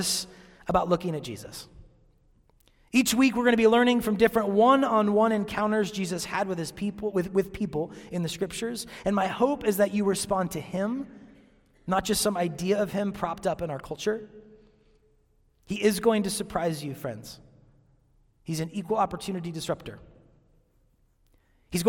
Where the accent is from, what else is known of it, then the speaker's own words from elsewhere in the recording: Seattle, Washington, United States; moved away as an adult; now in Chattanooga, United States; I'm from Seattle